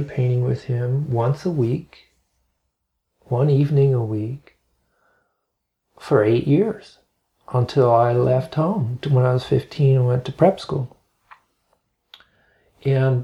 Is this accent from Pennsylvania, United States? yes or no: yes; Bethlehem, Pennsylvania, United States; now in Asheville, United States; I grew up in Bethlehem, Pennsylvania